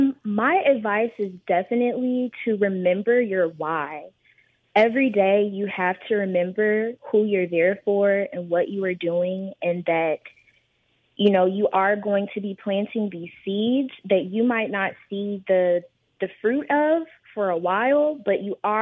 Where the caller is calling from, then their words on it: Houston, Texas, United States; I am calling in today from Houston.